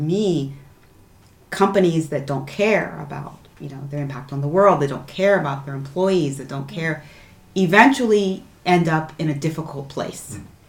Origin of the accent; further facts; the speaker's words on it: New Jersey, United States; now in France; My story, I'm originally from the United States, from New Jersey. I'm very much a Jersey girl in every sense of the word.